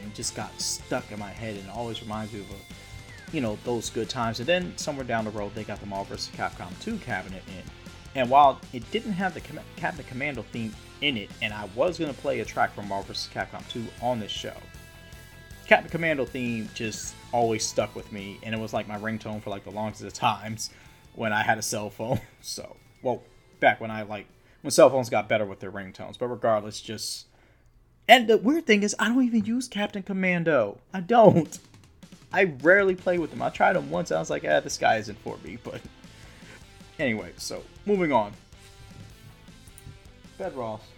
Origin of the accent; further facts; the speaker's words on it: Harrisburg, Pennsylvania, United States; I grew up in Harrisburg, PA